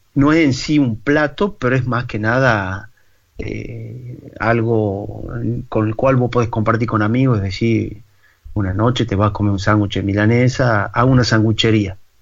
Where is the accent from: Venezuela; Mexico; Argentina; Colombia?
Argentina; San Miguel de Tucumán, Tucumán; moved away as an adult; also born or lived in Toulouse, France; now in Paris, France; yo nací en San Miguel de Tucumán, que es la capital de Tucumán